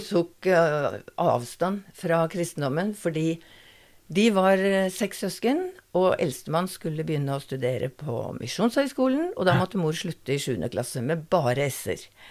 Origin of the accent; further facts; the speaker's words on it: Oslo, Norway; jeg er født i Oslo. Mm. Bondegård i Oslo, med utedo. Ja. Og eh, til jeg var 16